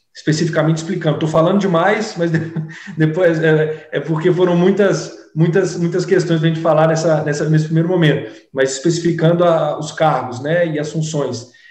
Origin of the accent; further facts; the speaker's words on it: Minas Gerais, Brazil; now in Salvador, Brazil; como bom mineiro que sou